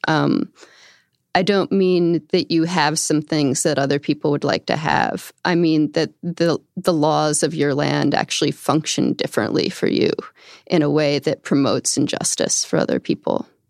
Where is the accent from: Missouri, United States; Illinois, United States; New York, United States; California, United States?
New York, United States; outside of Albany, upstate; I grew up in upstate New York, outside of Albany